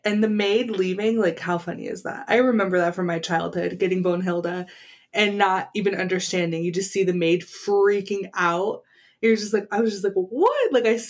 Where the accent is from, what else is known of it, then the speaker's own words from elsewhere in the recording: California, United States; moved away; I grew up in California.